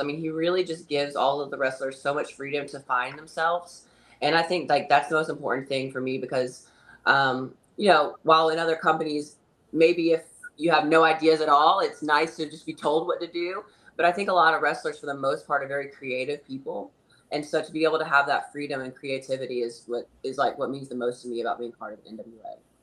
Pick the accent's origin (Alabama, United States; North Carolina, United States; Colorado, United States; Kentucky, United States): North Carolina, United States; also born or lived in California / Texas / Florida / Tennessee; now in Hendersonville, United States; I'm from North Carolina originally